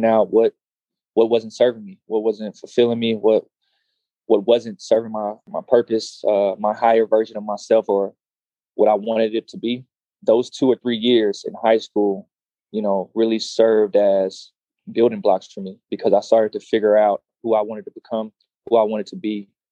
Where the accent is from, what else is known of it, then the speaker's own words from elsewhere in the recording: Austin, Texas, United States; So I'm from Austin, Texas. Born and raised